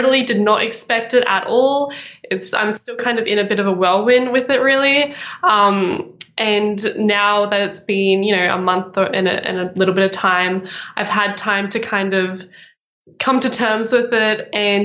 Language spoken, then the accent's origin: English; Brisbane, Queensland, Australia; moved away as an adult; now in Melbourne, Australia; back in Brisbane, which is actually my hometown.